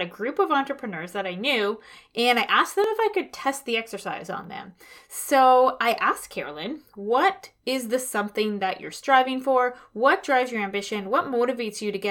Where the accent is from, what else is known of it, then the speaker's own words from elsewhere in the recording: Toronto, Ontario, Canada; moved away as an adult; I am from Toronto. I spent most of my adult life up until 5 years ago living in the West End of the city.